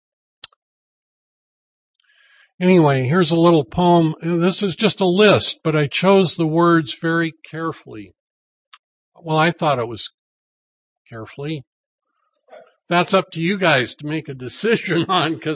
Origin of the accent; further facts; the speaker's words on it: Mount Vernon, Washington, United States; moved away; also born or lived in Alaska; I grew up in Mount Vernon